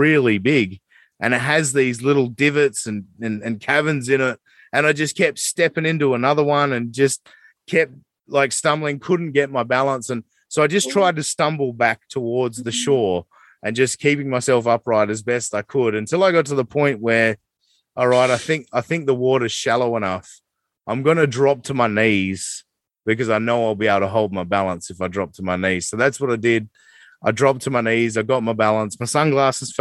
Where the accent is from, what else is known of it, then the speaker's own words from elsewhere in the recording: Australia; I am the Aussie guy